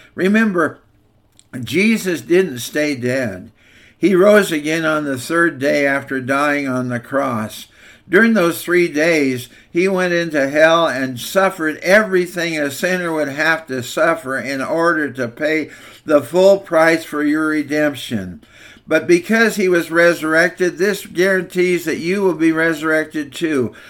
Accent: Walla Walla, Washington, United States; When I was growing up in Walla Walla First Church, the Nazarene

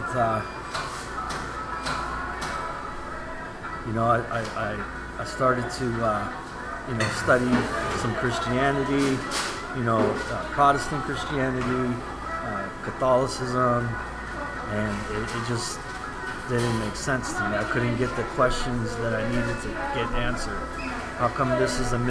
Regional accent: United States; Born and raised in the United States

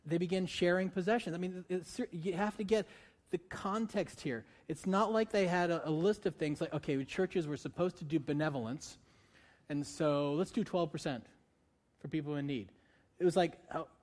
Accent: Northeast, United States; moved away; I'm from the Northeast.

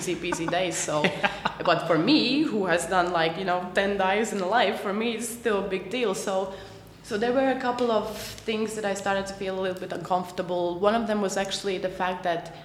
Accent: Latvia; moved away; I am from Latvia.

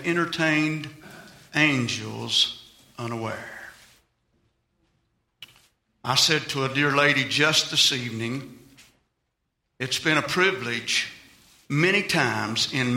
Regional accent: Virginia, United States; I'm from Virginia

